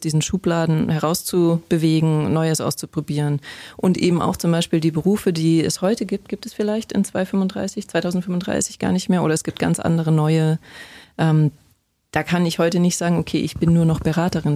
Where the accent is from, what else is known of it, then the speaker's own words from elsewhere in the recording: Bavarian mountains, Germany; ich bin in der Natur groß geworden, ich komme aus den bayerischen Bergen